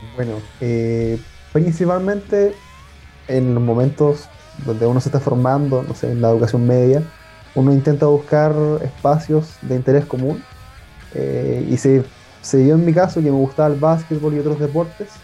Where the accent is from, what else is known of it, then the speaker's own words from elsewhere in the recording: Lota, Biobío, Chile; yo soy de Lota, tengo igual un club acá